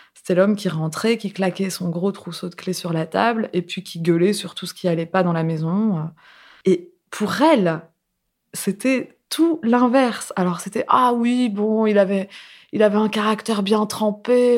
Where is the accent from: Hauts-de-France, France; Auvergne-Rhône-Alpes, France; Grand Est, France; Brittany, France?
Hauts-de-France, France; Seclin; Je suis née à Seclin, dans le nord de la France